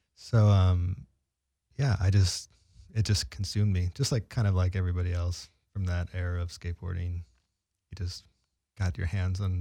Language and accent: English; San Francisco, California, United States; I was from San Francisco